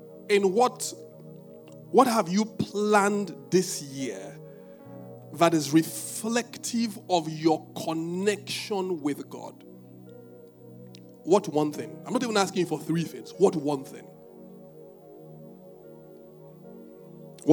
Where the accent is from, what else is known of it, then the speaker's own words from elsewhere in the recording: Ibadan, Oyo, Nigeria; I'm from Ibadan.